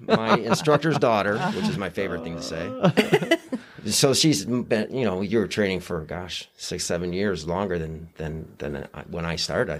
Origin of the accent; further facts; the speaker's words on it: Wisconsin, United States; also born or lived in Fort Walton Beach, Florida; now in Johnson City, United States; I'm being from Wisconsin, and then her family in Florida.